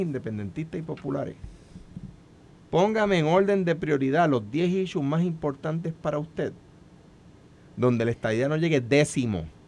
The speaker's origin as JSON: {"language": "Spanish", "country": "Puerto Rico", "accent": "jíbaro (Puerto Rican)", "said": "yo hablo jibarao"}